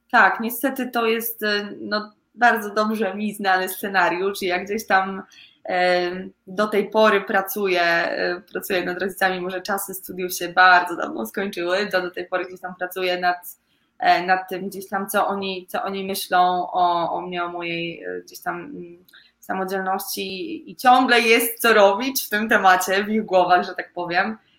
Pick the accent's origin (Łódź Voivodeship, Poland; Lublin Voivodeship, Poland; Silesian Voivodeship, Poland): Łódź Voivodeship, Poland; a small village in; Ja w ogóle pochodzę z takiej małej wioseczki w województwie łódzkim